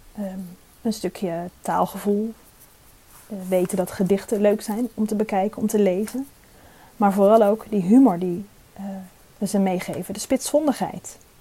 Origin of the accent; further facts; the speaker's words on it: Drenthe, Netherlands; zelf kom ik uit Drenthe en hoop ik, eh, trots te blijven op mijn Drentse afkomst